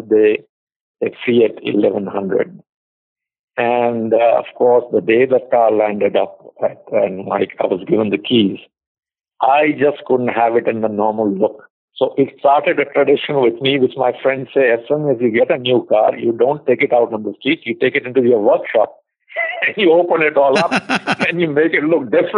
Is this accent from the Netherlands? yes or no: no; India; also born or lived in United States; I came back to India to meet my family before I joined the job